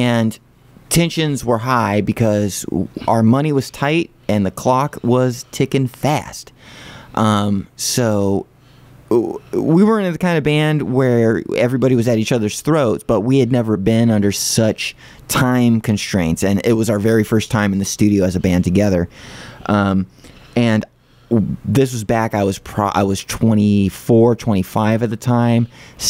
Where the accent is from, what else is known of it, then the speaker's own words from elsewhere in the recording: California, United States; born there; and I was born in California.